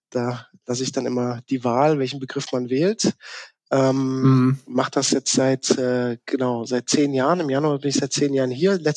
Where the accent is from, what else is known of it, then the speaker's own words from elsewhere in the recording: Baden-Württemberg, Germany; born there; accent: South Baden dialect; ich bin gebürtiger, gebürtiger Südbadener, was man meinem Dialekt irgendwie nicht mehr so anhört, außer ich bin mit äh, zu Hause im Gespräch, dann wird das schon mal ein bisschen mehr Isch und Hesch und so.